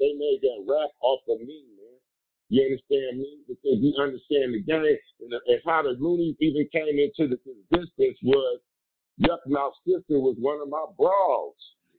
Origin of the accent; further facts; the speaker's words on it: Oakland, California, United States; I'm from East Chelsea, man. You know what I'm saying? I'm from the 500 block.